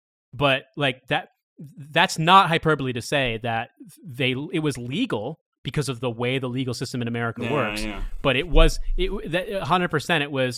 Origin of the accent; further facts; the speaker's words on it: Indiana, United States; moved away; I'm from Indiana originally